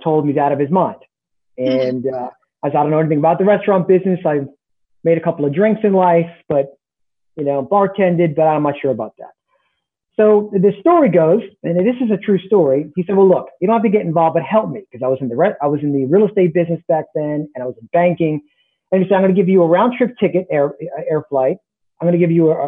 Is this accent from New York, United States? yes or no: yes; Long Island, New York, United States; also born or lived in Bronx, New York; I met him the day I moved from the Bronx to Long Island